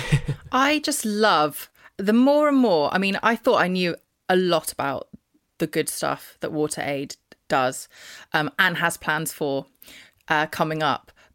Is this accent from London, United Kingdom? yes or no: yes; London, United Kingdom; I'm a Londoner